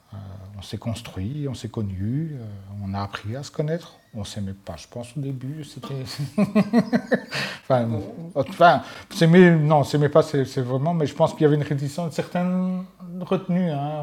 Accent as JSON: {"language": "French", "town": "Mons", "region": "Wallonia", "country": "Belgium", "also_born_or_lived": "Brussels", "accent": "Walloon", "moved": "as an adult", "said": "venant de Mons"}